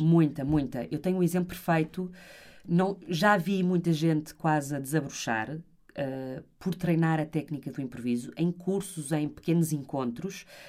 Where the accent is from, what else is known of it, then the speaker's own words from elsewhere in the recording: Porto, Norte, Portugal; eu sou do Porto